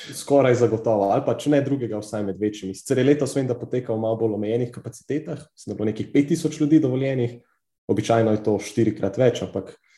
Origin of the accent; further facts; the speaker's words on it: Slovenia; Slovenci smo kar precej znani po teh takaških preizkušnjah